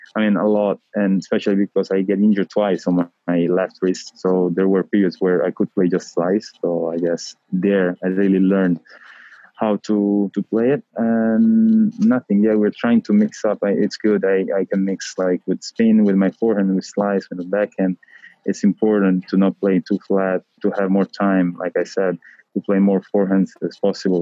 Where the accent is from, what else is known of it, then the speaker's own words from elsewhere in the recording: Rome, Lazio, Italy; English is a second language; I am from Rome. I was born in Rome